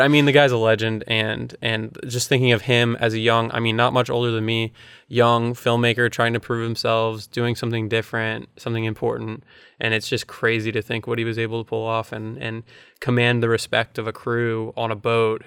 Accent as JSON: {"language": "English", "region": "Florida", "country": "United States", "tie": "born or raised there", "said": "growing up in Florida"}